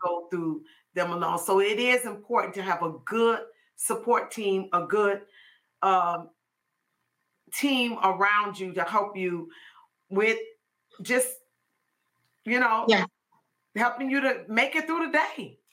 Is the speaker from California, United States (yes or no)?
no; Chicago, Illinois, United States; now in Georgia, United States; we're from Chicago, and so Inez was the last one of us to move from Chicago to Georgia